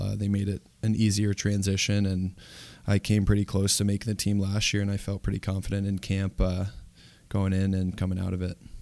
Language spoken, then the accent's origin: English; Ithaca, New York, United States; also born or lived in Durham, England; growing up in Ithaca, New York